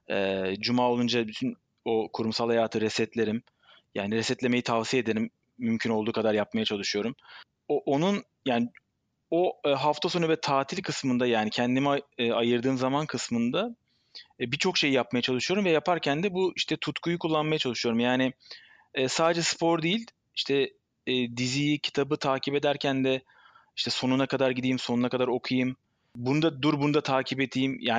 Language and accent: Turkish; Istanbul, Turkey; born there; Ben 43 yaşında İstanbul doğumlu.